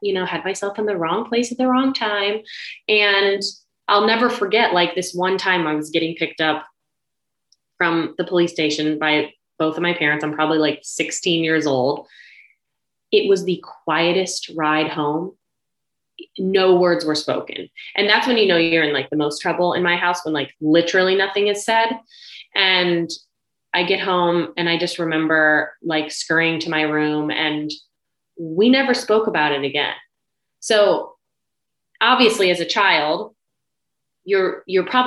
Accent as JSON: {"language": "English", "region": "Ohio", "country": "United States", "tie": "born or raised there", "said": "I was actually born in Ohio. I'm from the Midwest"}